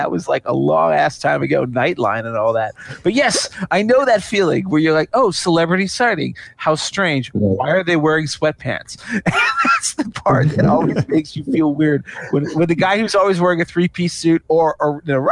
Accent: Washington, District of Columbia, United States; I grew up in Washington, D.C.

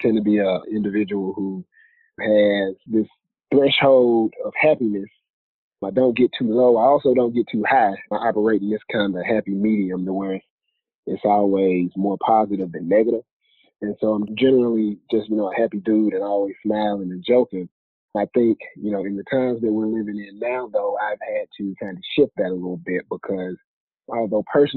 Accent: Jackson, Mississippi, United States; moved away as an adult; now in Atlanta, United States; Born and raised in Jackson, Mississippi. Moved out here to Atlanta

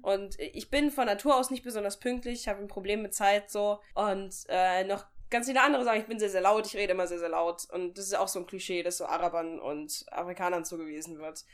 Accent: Germany; dort war ich natürlich die Deutsche

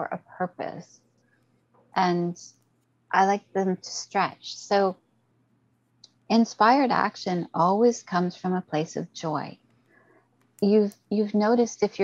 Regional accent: Canada; I'm Canadian

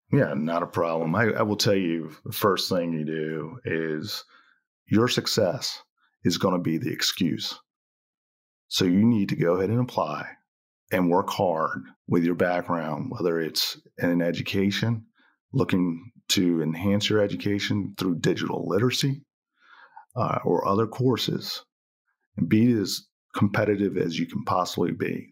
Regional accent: Cambridge, Maryland, United States; moved away; I grew up on the, uh, eastern shore of Maryland, uh, Cambridge, Maryland.

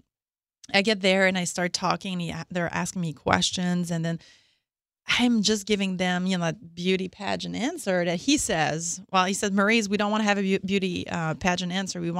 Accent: Montreal, Quebec, Canada; English is a second language; moved away; also born or lived in Laval; I grew up in Montreal, Canada

